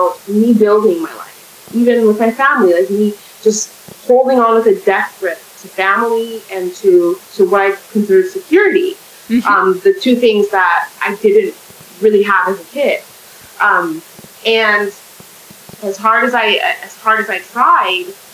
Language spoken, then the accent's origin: English; California, United States; now in Canada; I'm in Canada. I didn't grow up in Canada. I'm from California